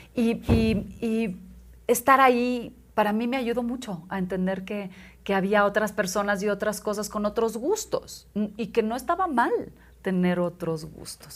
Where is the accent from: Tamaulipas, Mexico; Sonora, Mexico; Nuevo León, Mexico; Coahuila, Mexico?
Coahuila, Mexico; Monclova; yo nací en Moncloa, Coahuila, donde la gente es normal